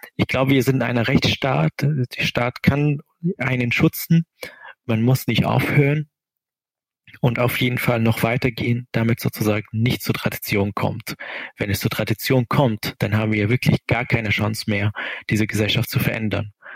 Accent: Syria; German is a second language; moved away as an adult; now in Kiel, Germany; Ich habe dort irgendwie meine Kindheit irgendwie schon mal erlebt

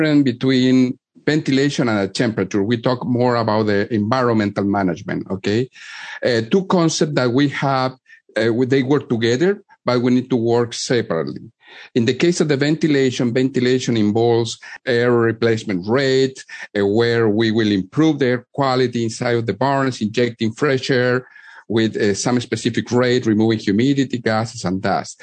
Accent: Chile; moved away as an adult; also born or lived in Mexico; now in Iowa, United States; I am from Chile

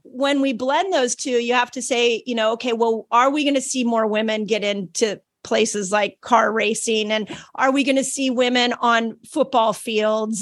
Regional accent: Malibu, California, United States; I grew up in Malibu

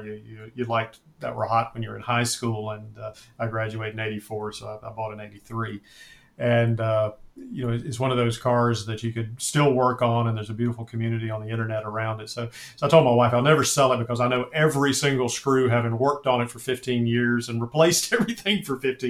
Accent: Winston-Salem, North Carolina, United States; Krispy Kreme was invented in my hometown, which is Salem, North Carolina.

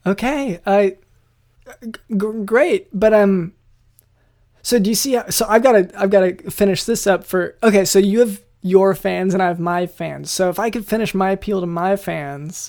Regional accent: United States; we're from the States

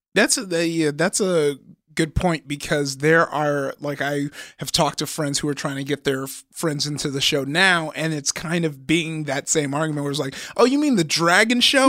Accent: Compton, California, United States; I'm from Compton.

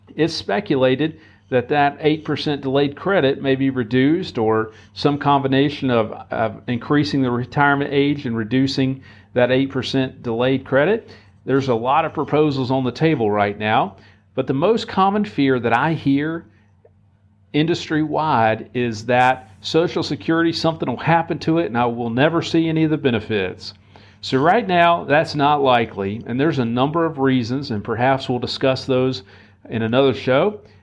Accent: United States; as American citizens. And here in our country

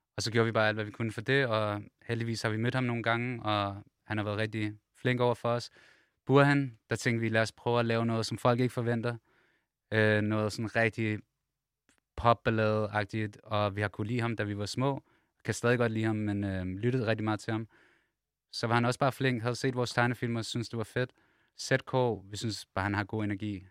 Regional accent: Copenhagen, Capital Region of Denmark, Denmark; vi kommer alle sammen fra København, og alle sammen vokset op sådan steder

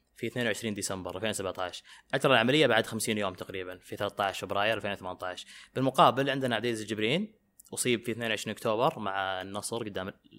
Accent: Saudi Arabia

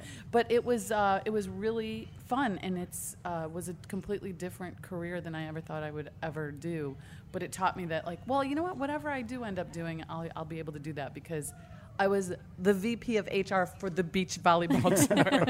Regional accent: Michigan, United States; also born or lived in New Orleans; now in Los Angeles, United States; I moved away from the city and moved to Los Angeles. I'm from Michigan originally, and I moved to Los Angeles not knowing what I was going

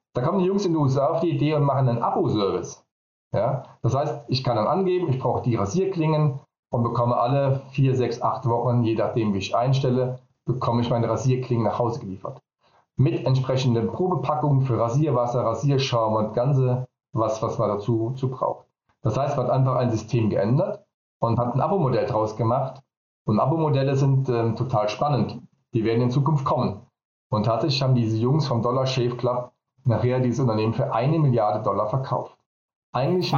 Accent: Vallendar, Rhineland-Palatinate, Germany; komme ich aus Fallen dabei Koblenz

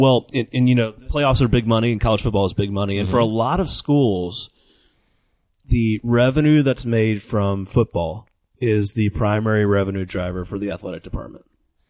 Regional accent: Tallahassee, Florida, United States; So, you know, when I think about growing up in Tallahassee, Florida, with Bobby Bowden and Florida State Seminoles

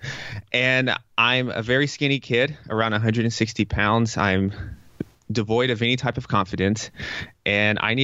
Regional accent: Tennessee, United States; moved away as an adult; also born or lived in New York; I'm from Tennessee, and Tennessee is very conservative compared to New York

